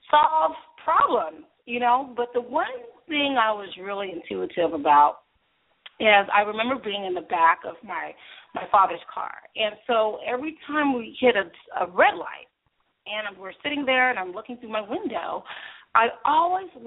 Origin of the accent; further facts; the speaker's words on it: Berkeley, California, United States; also born or lived in Oakland, California; I am from Berkeley, California. Now, you guys better understand, this is the land of the nerds.